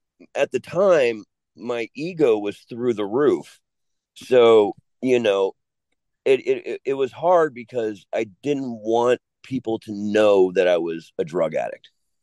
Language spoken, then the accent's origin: English; California, United States; When I was younger, okay, growing up, like where I grew up in Southern California.